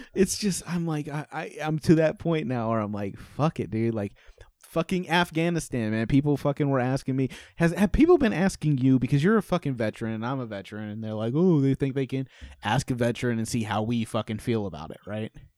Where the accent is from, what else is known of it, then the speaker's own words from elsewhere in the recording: Indiana, United States; moved away; also born or lived in North Carolina / Arizona; I'm from Indiana, lived in North Carolina, lived in Arizona